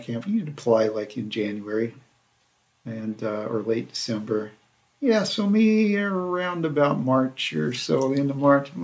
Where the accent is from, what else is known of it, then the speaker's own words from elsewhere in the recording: Central California, United States; also born or lived in Nigeria / Monument Valley, Utah / Oklahoma; So I basically grew up in Central California.